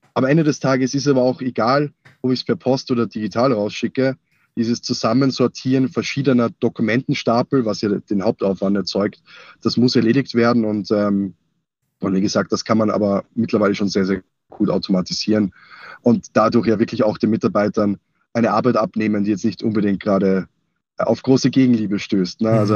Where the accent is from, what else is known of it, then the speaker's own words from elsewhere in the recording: Austria; now in Munich, Germany; ich bin eigentlich Österreicher. Ähm, das heißt also, meine, meine Nähe zum F C Bayern ist eigentlich nur durch meinen Zuzug, äh, oder, ja, meinen Umzug nach, nach München gegeben.